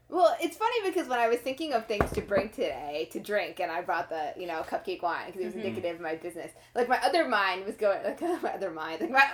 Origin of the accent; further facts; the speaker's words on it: Queens, then Long Island, New York, United States; I was born in the Queens and then went out to, like, further out on Long Island.